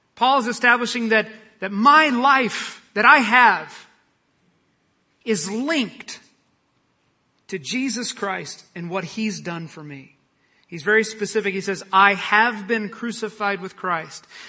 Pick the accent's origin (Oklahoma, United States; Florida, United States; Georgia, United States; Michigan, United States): Oklahoma, United States; I'm from Oklahoma